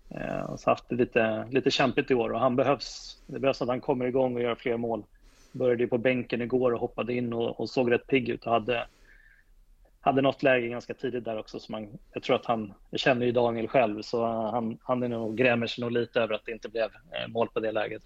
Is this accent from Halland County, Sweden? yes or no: no; Täby, Stockholm County, Sweden; Jag är ju född och uppvuxen i Täby